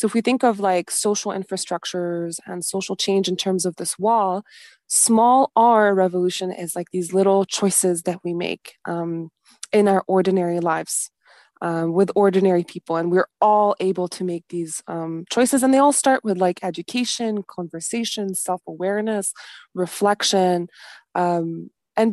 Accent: Beirut, Beirut Governorate, Lebanon; So I was born in Lebanon, in Beirut, right at the end of the civil war. And I remember, like, when I was a kid, I was so distressed about, like, the state of Lebanon, how destroyed the buildings were and everything.

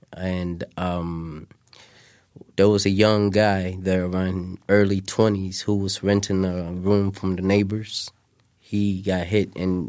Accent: Mogadishu, Banaadir, Somalia; moved away; I was born in Mogadishu.

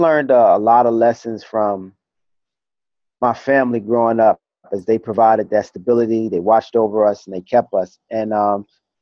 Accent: New York City, New York, United States; now in Texas, United States; I grew up in East New York, Brooklyn

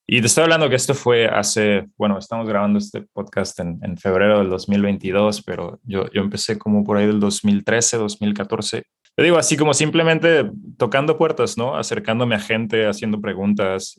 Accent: Guadalajara, Jalisco, Mexico; moved away as an adult; now in Los Angeles, United States; yo me identifico como, como un emprendedor mexicano. Ah, nací en Guadalajara, Jalisco. Eh, actualmente vivo en la ciudad de Los Ángeles

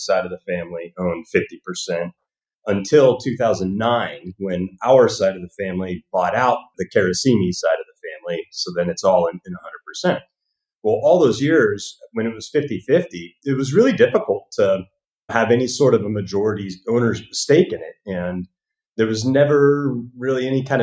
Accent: Northern California, United States; also born or lived in Alaska / Lake Tahoe; now in Hollywood, United States; I actually grew up in Northern California

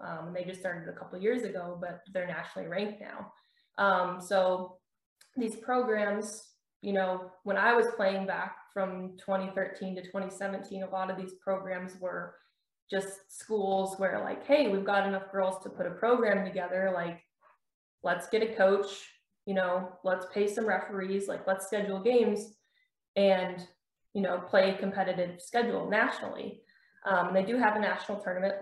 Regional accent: New Baltimore, Michigan, United States; I'm from New Baltimore, Michigan, which is about 20 minutes from the Canadian border, um, right on Lake St. Clair

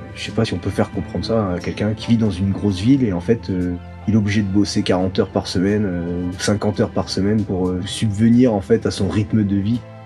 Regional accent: Saint-Raphaël, Provence-Alpes-Côte d'Azur, France; moved away as an adult; also born or lived in Saint-Brieuc; moi je viens du Var, Saint-Raphaël. J'ai grandi là-bas jusqu'à 22 ans

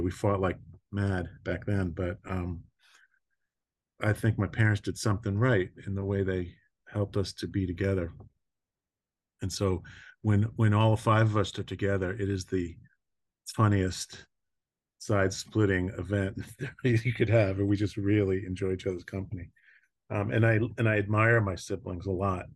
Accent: Long Island, New York, United States; I grew up in New York, um, on Long

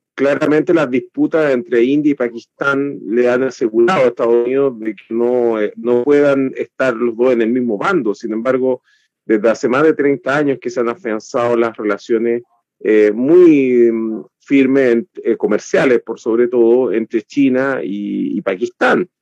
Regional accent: Chile; nosotros como chilenos

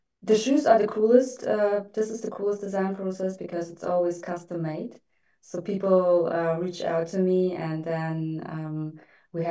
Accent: Germany; moved away as an adult; also born or lived in Russia; now in Dubai, United Arab Emirates; I was just born in Russia, and then my parents decided to move to Germany, and yeah, I grew up in Germany, kind of spent my teens there, studied there

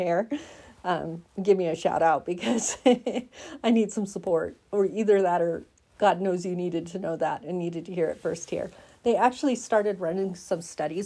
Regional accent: Oregon, United States; now in Colorado, United States; I'm from Oregon, right? I moved to Colorado from Oregon, 45 minutes inland from the beach

